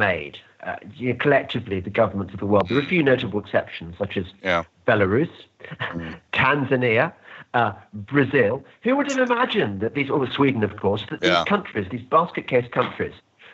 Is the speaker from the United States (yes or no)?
no; United Kingdom; When I won the lottery in life of being born British